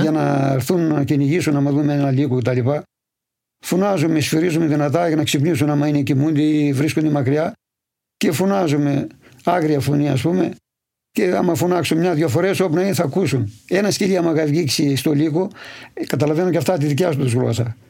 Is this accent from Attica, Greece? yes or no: no; Polydendri, Central Macedonia, Greece; born or raised there